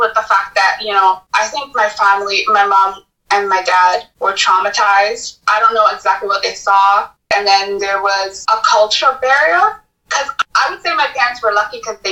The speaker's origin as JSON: {"language": "English", "town": "Toronto", "region": "Ontario", "country": "Canada", "tie": "born or raised there", "said": "I was born in Canada, Toronto. In fact, I was born in Etobicoke"}